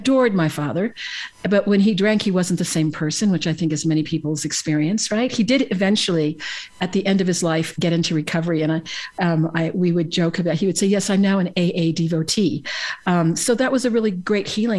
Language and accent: English; San Francisco, California, United States; I was born in San Francisco, California